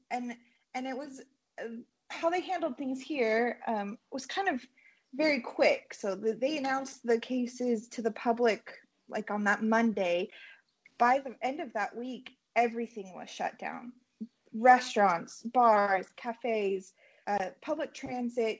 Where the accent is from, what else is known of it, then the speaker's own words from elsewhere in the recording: Utah, United States; moved away as an adult; now in Tirana, Albania; we're from Utah.